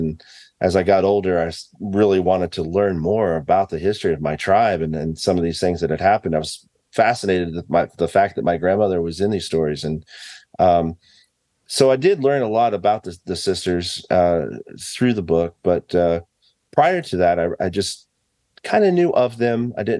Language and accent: English; Fairfax, Oklahoma, United States; know, I grew up in this town. I didn't even know any of this story until I was a teenager and just growing up in Fairfax.